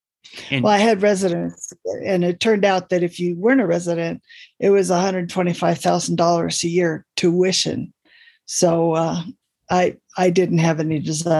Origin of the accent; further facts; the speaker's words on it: Oakland, California, United States; Oakland, California. And despite everything, I am still a Raider fan.